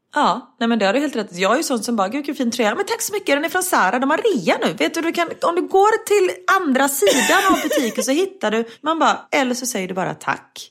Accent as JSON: {"language": "Swedish", "country": "Sweden", "moved": "yes", "said": "om jag hade varit hemma i Sverige"}